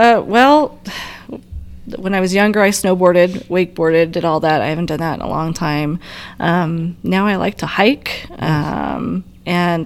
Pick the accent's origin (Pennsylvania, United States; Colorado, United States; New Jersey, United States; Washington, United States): Colorado, United States; also born or lived in Las Vegas, Nevada; I was born in Las Vegas, Nevada, but I've lived most of my life here in Colorado, so my parents moved me out here. I was like two, so I consider myself a native